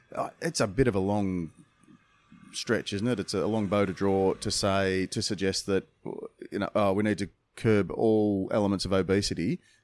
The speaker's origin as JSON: {"language": "English", "country": "Australia", "said": "we're from Australia."}